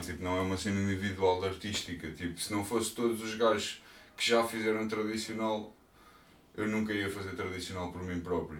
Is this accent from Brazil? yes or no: no; Portugal; eu sou português